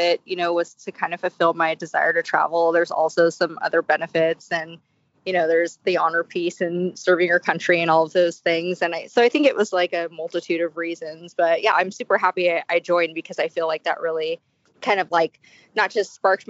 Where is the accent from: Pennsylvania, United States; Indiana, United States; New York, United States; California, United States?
California, United States; Bay Area; I was born and raised in California in the Bay Area.